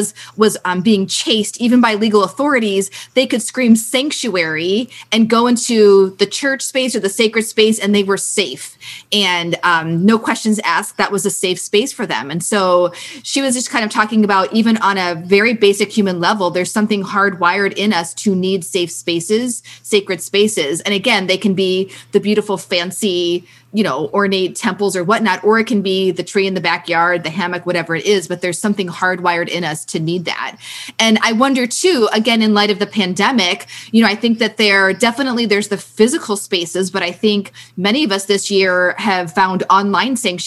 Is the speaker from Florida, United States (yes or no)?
no; St. Louis, Missouri, United States; I grew up in St. Louis and I was not around boats a lot